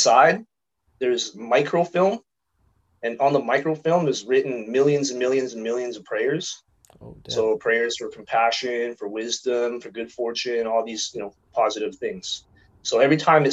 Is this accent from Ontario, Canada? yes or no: no; Vancouver, British Columbia, Canada; I was born in Vancouver November 2nd, 83. I just celebrated my birthday last week. So I just turned 37.